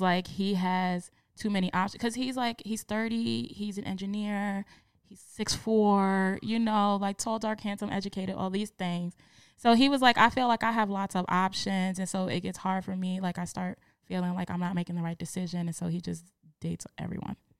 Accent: New York City, New York, United States; I am from the Bronx

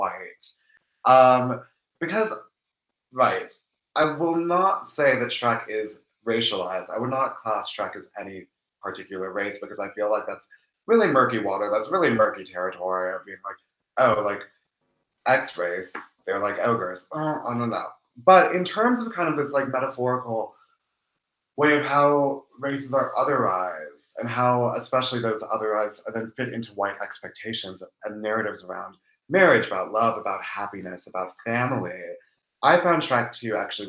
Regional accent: Seattle, Washington, United States; I was raised in Seattle by two first-generation immigrants

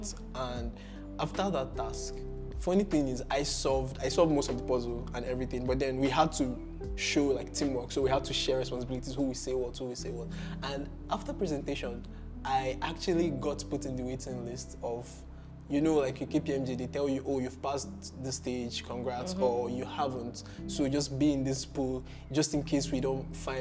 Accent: Anambra, Nigeria; moved away as an adult; now in Ghana; I'm from Anambra State

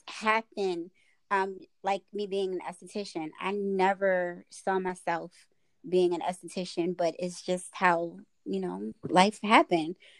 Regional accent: Baltimore, Maryland, United States; moved away as an adult; now in Lexington Park, United States; me being from Baltimore, it's uh beauty supply stores everywhere

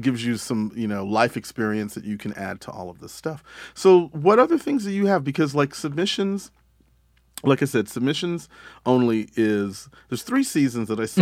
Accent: Texas, United States; moved away; I grew up in Texas

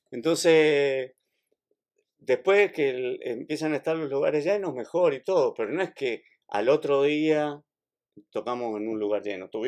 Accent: Mendoza, Argentina; yo nací en Mendoza, nací entre viñedos

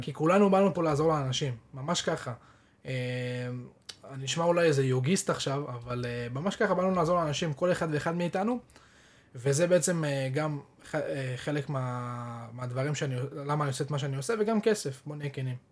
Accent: Israel; אנחנו כישראלים

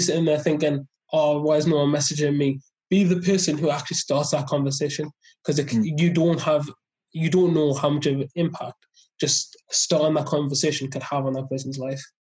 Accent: South Shields, North East England, United Kingdom; also born or lived in Loughborough; I'm from South Shields

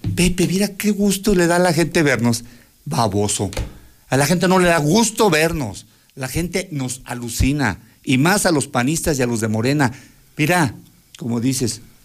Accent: Aguascalientes, Mexico; nosotros que sí somos de Aguascalientes

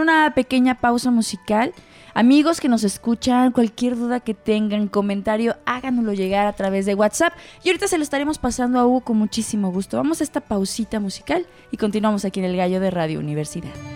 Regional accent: Mexico; dentro de nuestra cultura eh, como mexicanos

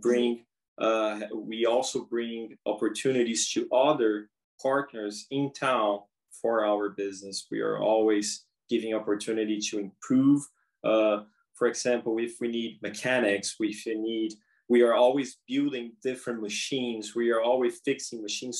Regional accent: São Paulo, Brazil; moved away as an adult; now in Prince Rupert, Canada; I'm from Brazil. Uh, I'm from São Paulo, Brazil. I came to Rupert in April 21, and I came straight from Brazil

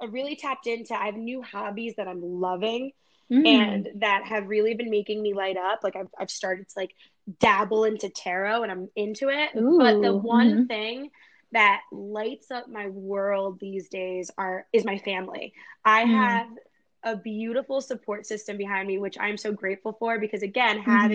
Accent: New Jersey, United States; moved away as an adult; also born or lived in Los Angeles; I'm from Jersey

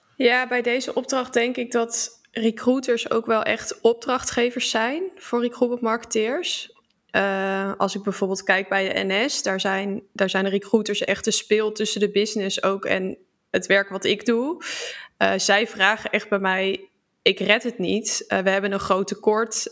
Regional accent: Utrecht, Netherlands; kom uit Utrecht

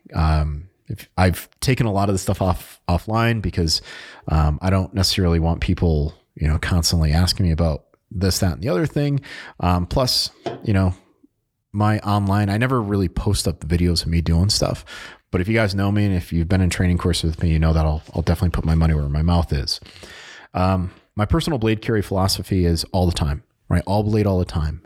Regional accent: New England, United States; I'm from New England, so we tend to talk a little bit faster than our, our good buddies down in the South

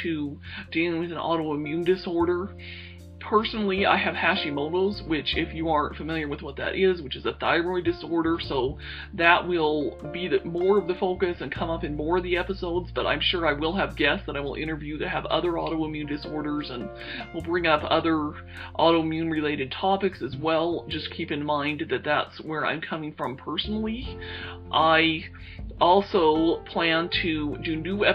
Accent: Salt Lake City, Utah, United States; moved away as an adult; also born or lived in Wyoming / Indiana; I'm originally from Salt Lake City, Utah. That is actually where I still currently live

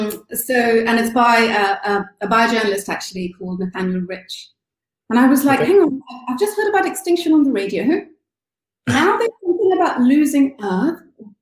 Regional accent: India; now in London, United Kingdom; I grew up in India. I lived in London for years now

